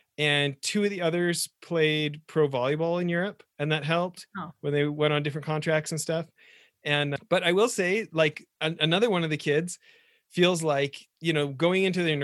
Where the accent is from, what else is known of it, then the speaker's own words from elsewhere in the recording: Edmonton, Alberta, Canada; I moved from Northern Alberta to Edmonton about halfway through grade one